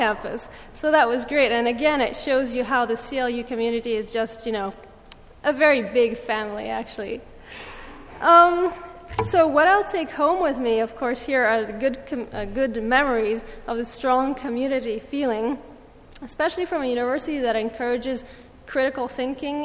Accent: Lake Geneva area, French-speaking Switzerland, Vaud, Switzerland; moved away as an adult; also born or lived in England; now in United States; I am from Switzerland. I come from a small village on the Lake of Geneva, between Geneva and Lausanne in the French-speaking part of Switzerland.

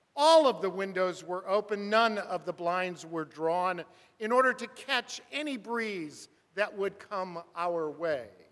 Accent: Burbank, California, United States; I grew up in Burbank, California, four houses up from the railroad track

